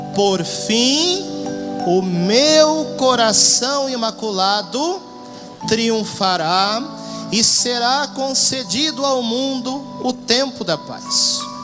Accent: Porto Alegre, Rio Grande do Sul, Brazil; moved away as an adult; now in Cuiabá, Brazil; Eu sou natural da cidade de Porto Alegre, no Rio Grande do Sul.

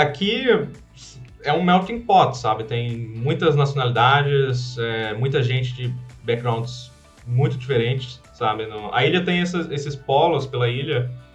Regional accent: Pernambuco, Brazil; moved away as an adult; also born or lived in Italy; now in Bali, Indonesia; sou pernambucano, sou brasileiro

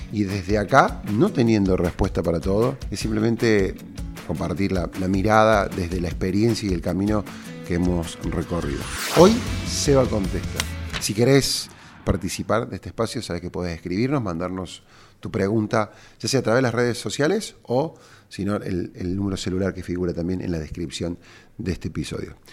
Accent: Argentina; cuando te lleva esta marca a Argentina, a mi, a mi pueblo, a mi país, a, a mi tierra

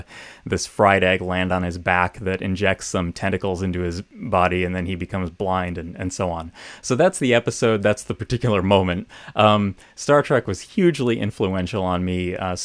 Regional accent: Hilton, New York, United States; So I grew up in Western New York State in a town called Hilton, about 20 miles northwest of Rochester.

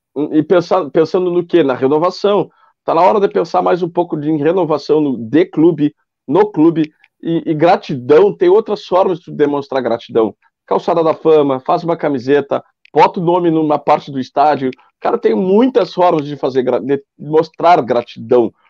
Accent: Bagé, Rio Grande do Sul, Brazil; moved away as an adult; now in Ilha Negra, Brazil; eu sou de Bagé e moro há nove anos aqui em Ilha Negra

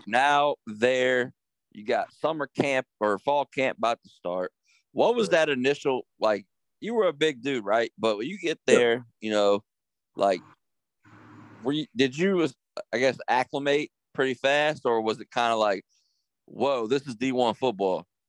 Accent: Harrisonburg, Virginia, United States; I grew up in Harrisonburg

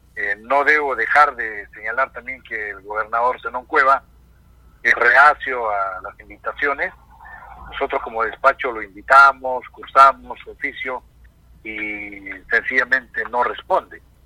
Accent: Peru; como peruanos

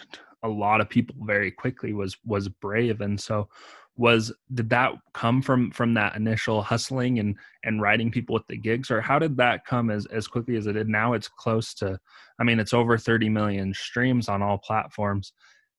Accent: Utah, United States; I'm from Utah, so it's a very cold climate

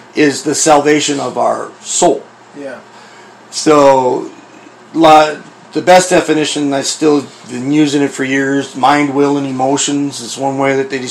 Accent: United States; I'm an American

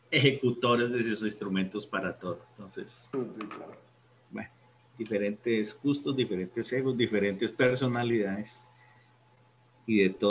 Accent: San Luis Potosí, Mexico; Sí, sí, sí. No, en San Luis Potosí.

